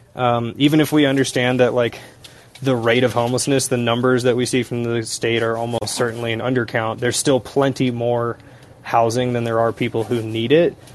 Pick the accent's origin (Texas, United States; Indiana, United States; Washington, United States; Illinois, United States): Washington, United States; Seattle; moved away; I'm not living in the U.S. right now, but I'm from Seattle